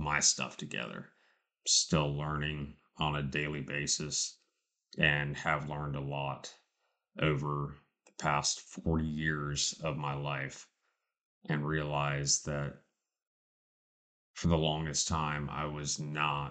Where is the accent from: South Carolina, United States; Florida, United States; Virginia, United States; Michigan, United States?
South Carolina, United States; Charleston; born or raised there